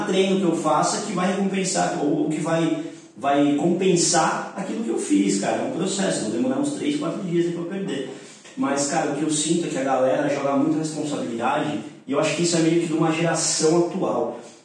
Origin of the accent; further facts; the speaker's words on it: São Bernardo do Campo, São Paulo, Brazil; moved away as an adult; eu sou de São Bernardo, trabalhava numa academia desse tamanho, assim, eu tinha vindo pra São Paulo duas vezes na vida